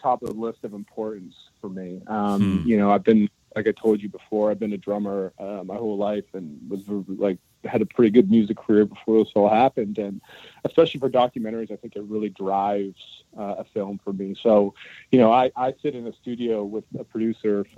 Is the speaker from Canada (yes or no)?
yes; Toronto, Ontario, Canada; I'm from Toronto. I was lucky enough to grow up in a very multicultural environment through my whole life